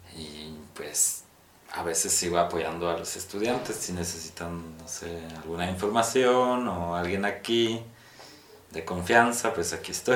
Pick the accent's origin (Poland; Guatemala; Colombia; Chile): Poland; Spanish is a second language; now in Mexico; Yo siendo un polaco aquí en México, digo que soy de Polonia